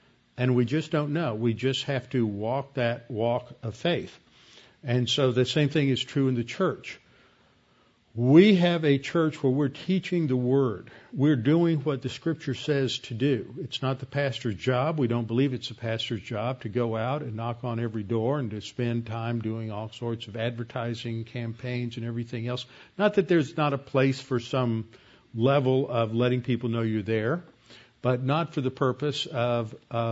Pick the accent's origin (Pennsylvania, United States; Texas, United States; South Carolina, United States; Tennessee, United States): Texas, United States; Houston; I was born in Jeff Davis Hospital